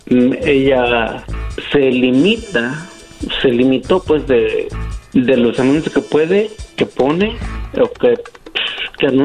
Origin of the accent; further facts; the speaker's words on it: Mexico; now in United States; Yo soy de México, pero radico en Estados